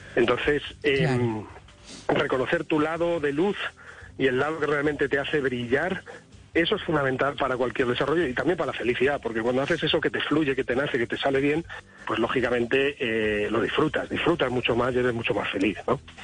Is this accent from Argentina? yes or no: no; Spain; Yo como español